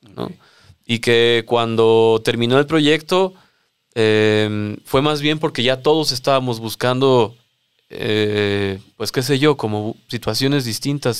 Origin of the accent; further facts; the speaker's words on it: Mexico City, Mexico; yo soy de la Ciudad de México, de esa parte sureña de la cual hablas